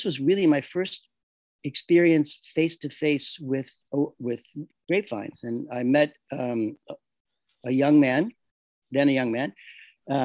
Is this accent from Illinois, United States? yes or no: yes; Chicago, Illinois, United States; also born or lived in New York City, United States; now in Castiglione Falletto, Italy; Being a New Yorker, I was born in Chicago. I lived most of my adult life in New York City